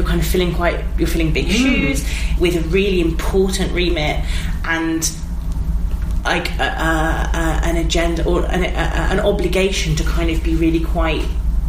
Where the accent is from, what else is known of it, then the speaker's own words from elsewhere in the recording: England, United Kingdom; accent: Midlands; I'm from the Midlands.